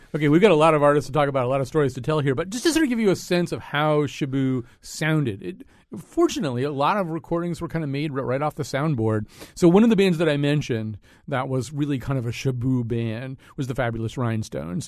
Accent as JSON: {"language": "English", "region": "Connecticut", "country": "United States", "tie": "born or raised there", "said": "being a person of a certain age and growing up in Connecticut"}